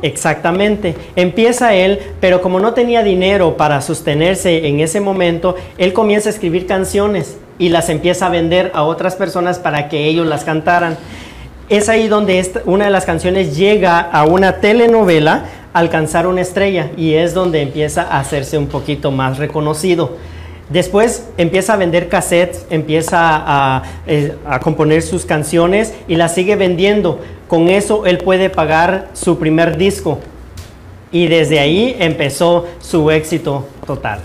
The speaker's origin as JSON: {"language": "Spanish", "country": "Guatemala", "moved": "yes", "lives_now": "United States"}